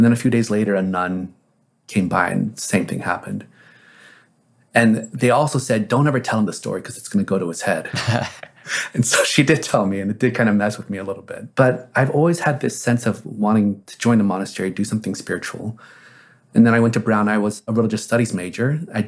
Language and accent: English; South Korea; born there; When I was born in Korea